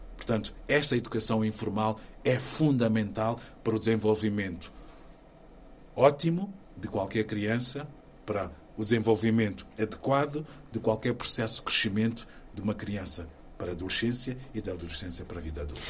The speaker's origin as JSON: {"language": "Portuguese", "region": "Maputo", "country": "Mozambique", "tie": "born or raised there", "moved": "as an adult", "lives_now": "Portugal", "said": "Maputo, na cidade onde eu nasci"}